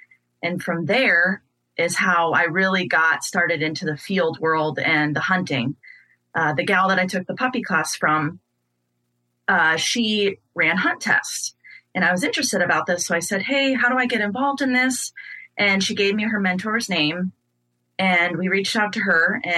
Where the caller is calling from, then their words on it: Des Moines, Iowa, United States; I am calling from Des Moines, Iowa